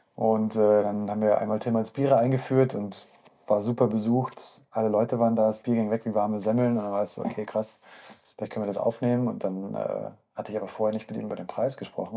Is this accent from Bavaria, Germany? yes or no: yes; Munich, Bavaria, Germany; ich bin aus Untergießen